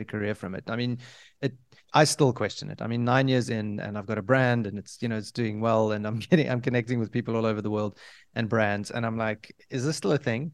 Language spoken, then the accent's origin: English; South Africa; I come from Africa, I consider myself an African